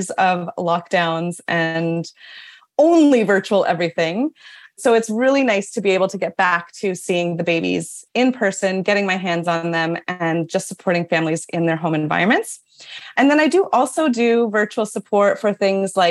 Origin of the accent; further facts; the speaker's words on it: Toronto, Ontario, Canada; also born or lived in New York City; we moved back to Toronto, which is my hometown